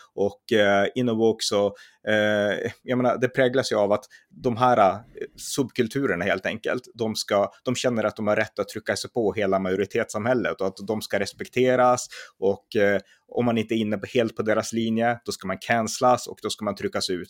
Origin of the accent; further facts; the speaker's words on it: Sweden; vi svenskar